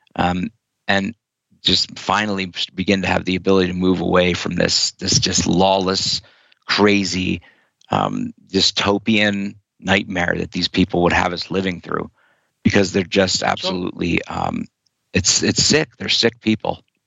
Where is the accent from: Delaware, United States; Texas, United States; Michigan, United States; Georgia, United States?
Delaware, United States; Wilmington; moved away; I was uh, passing through Wilmington, Delaware, my my hometown